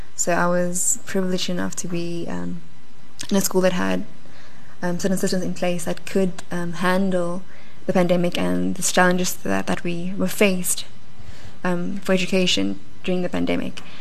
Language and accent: English; South Africa; we as South African